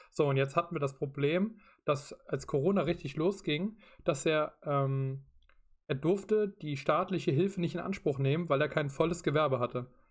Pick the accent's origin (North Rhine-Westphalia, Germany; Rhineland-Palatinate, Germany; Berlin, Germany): Rhineland-Palatinate, Germany; ich komme aus Rheinland-Pfalz